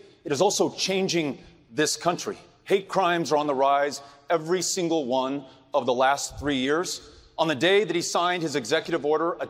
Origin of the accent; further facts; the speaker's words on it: El Paso, Texas, United States; El Paso, Texas, my hometown, one of the safest cities in the United States of America, not despite, but because it's a city of immigrants and asylum seekers and refugees.